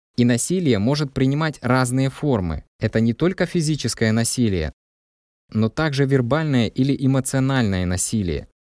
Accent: Saudi Arabia; now in Mullingar, Ireland; Я родом из Саудовской Аравии

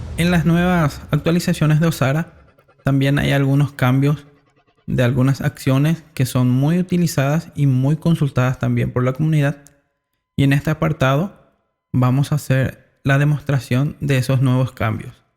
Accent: Paraguay; yo soy de Paraguay

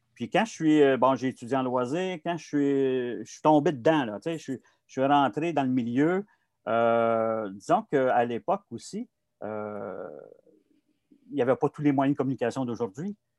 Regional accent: Montreal, Quebec, Canada; j'ai grandi à Montréal, dans le quartier Saint-Michel à l'époque

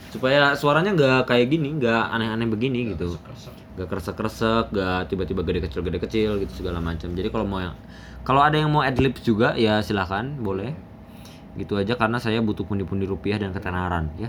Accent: Kuningan, West Java, Indonesia; Jadi ya sedangkan aing sebagai anak Kuningan merasa Ance Bagus tuh uh, apa ya

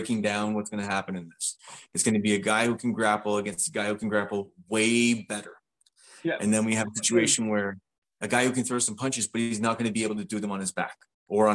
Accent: Canada; being Canadian, both of us

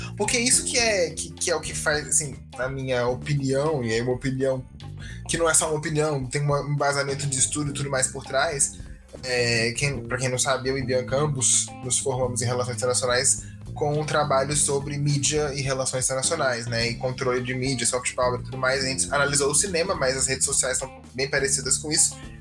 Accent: Brazil; a gente é brasileiro, eu nunca vi neve na minha vida, né? Eu nunca passei o Natal fora do Brasil.

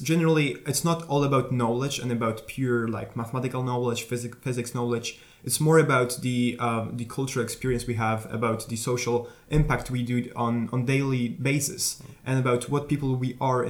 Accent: Warsaw, Masovian Voivodeship, Poland; I am from Warsaw.

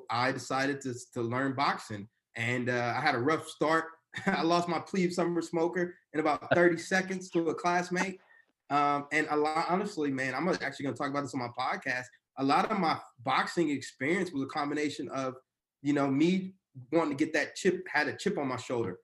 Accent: Texas, United States; moved away as an adult; also born or lived in Annapolis, Maryland; now in Newark, United States; I'm from Texas

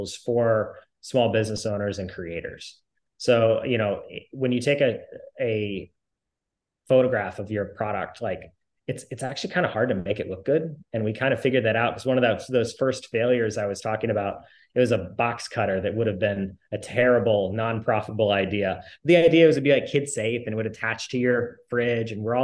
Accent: Indiana, United States; I grew up in Indiana

